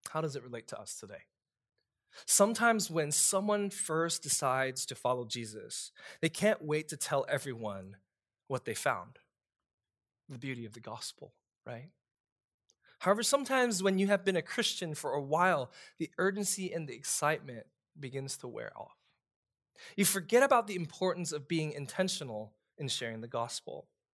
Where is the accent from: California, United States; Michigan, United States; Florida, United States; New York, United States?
New York, United States; New York City; moved away as an adult; also born or lived in Texas; now in Louisiana, United States; I'm a kid from Brooklyn